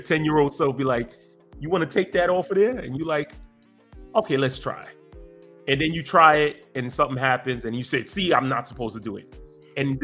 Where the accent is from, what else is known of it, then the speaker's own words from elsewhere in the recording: New York City, New York, United States; born and raised in Brooklyn, New York